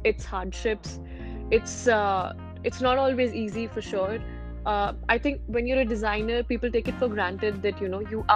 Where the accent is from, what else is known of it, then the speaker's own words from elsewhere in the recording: India; I am from India